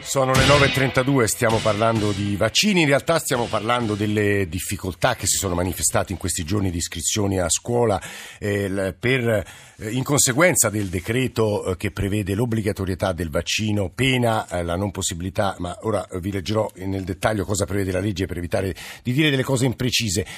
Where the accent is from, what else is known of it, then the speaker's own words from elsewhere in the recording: Rome, Lazio, Italy; ora le parlo da Roma e come romano